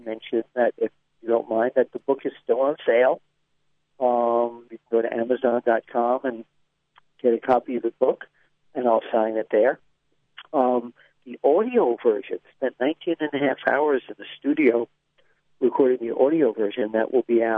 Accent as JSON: {"language": "English", "town": "New York City", "region": "New York", "country": "United States", "tie": "born or raised there", "said": "But I grew up in Queens, and I was in Brooklyn a lot"}